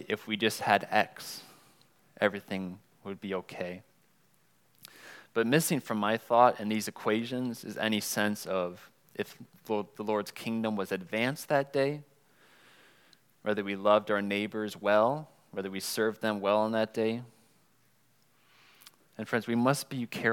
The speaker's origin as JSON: {"language": "English", "region": "Wisconsin", "country": "United States", "tie": "born or raised there", "moved": "yes", "said": "I was born and raised in Wisconsin"}